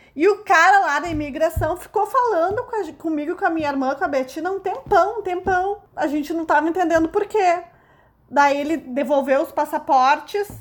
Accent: Brazil; a gente é brasileira

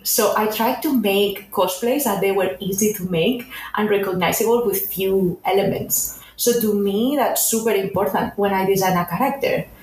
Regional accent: a town near Barcelona, Catalonia, Spain; now in Los Angeles, United States; I'm originally from Spain, from a town near Barcelona.

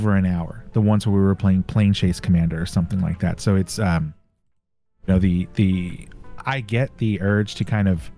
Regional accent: Texas, United States; now in California, United States; I was born and raised in Texas. I'm now in California

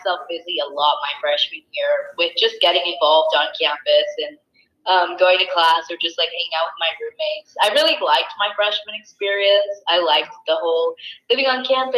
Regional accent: Dallas, Texas, United States; being from Dallas

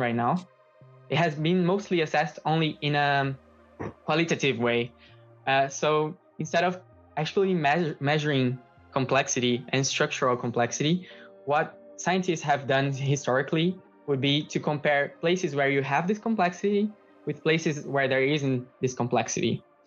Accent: São Paulo, Brazil; moved away as an adult; I am from Brazil. I'm from São Paulo

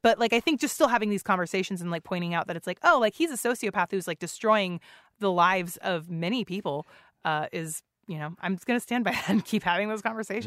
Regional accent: San Antonio, Texas, United States; now in Seattle, United States; I grew up in San Antonio

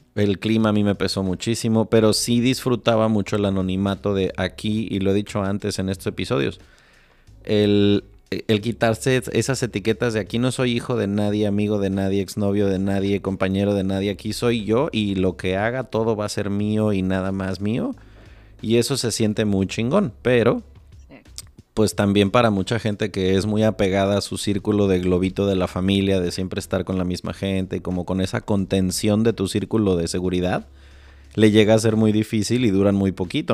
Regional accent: Morelia, Michoacán, Mexico; yo crecí en Morelia

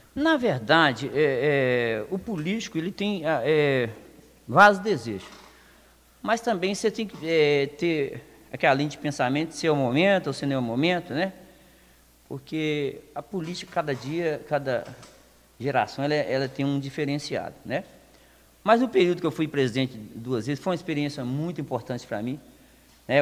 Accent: Lagoa Santa, Minas Gerais, Brazil; sou nascido aqui em Lagoa Santa

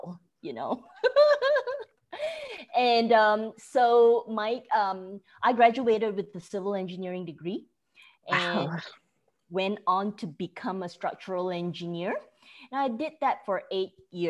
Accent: Malaysia; moved away as an adult; also born or lived in Oklahoma, United States; now in Frisco, United States; At 12, back then, I was watching Beverly Hills 90210 on TV in Malaysia

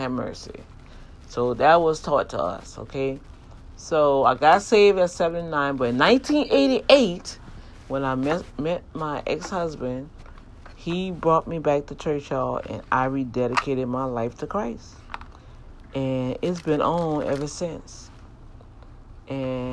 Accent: New Orleans, Louisiana, United States; growing up in Algiers

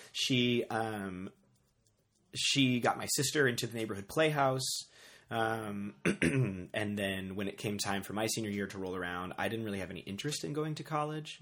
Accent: New Orleans, Louisiana, United States; moved away as an adult; also born or lived in Chicago; I grew up in New Orleans. I was born and raised in New Orleans.

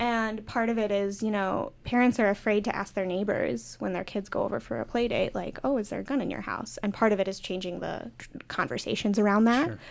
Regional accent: Minnesota, United States; I'm from Minnesota, a big hunting state

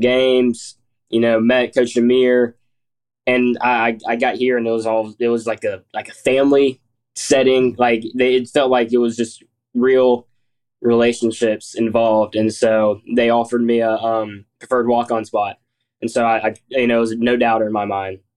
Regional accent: Columbus, Georgia, United States; I'm from Columbus, Georgia.

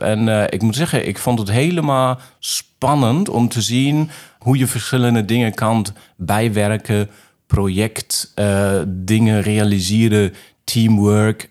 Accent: Remscheid, North Rhine-Westphalia, Germany; Dutch is a second language; Ik ben geboren in Remscheid

